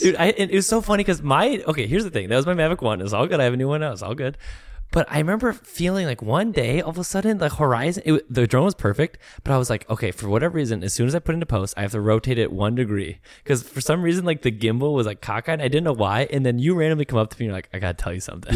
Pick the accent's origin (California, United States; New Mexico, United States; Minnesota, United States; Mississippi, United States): Minnesota, United States; I'm from Minnesota